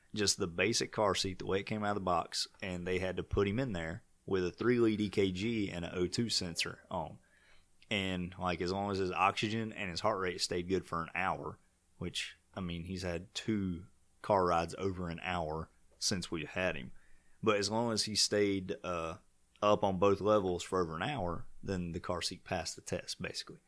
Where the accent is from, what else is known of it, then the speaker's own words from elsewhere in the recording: Vail, United States; I'm from Vail